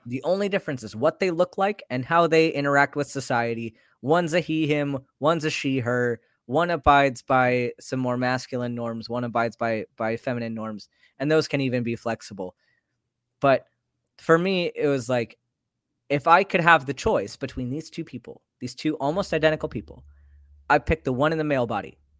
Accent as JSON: {"language": "English", "country": "United States", "tie": "born or raised there", "said": "I grew up in American society"}